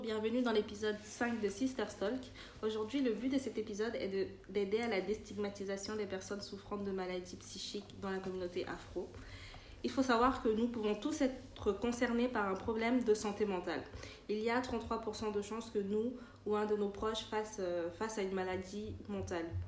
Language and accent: French; Benin; j'ai grandi au Bénin